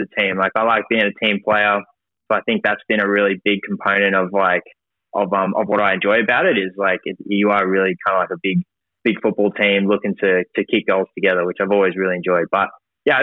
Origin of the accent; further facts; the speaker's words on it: Brisbane, Queensland, Australia; I grew up in Brisbane, went to school in the Redlands